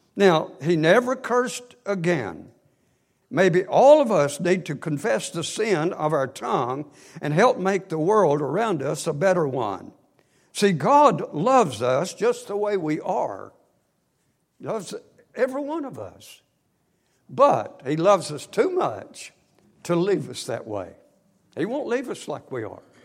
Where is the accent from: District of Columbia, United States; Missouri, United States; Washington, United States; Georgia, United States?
Georgia, United States; Northwest; We grew up in Northwest Georgia, right out of Chattanooga on the Georgia side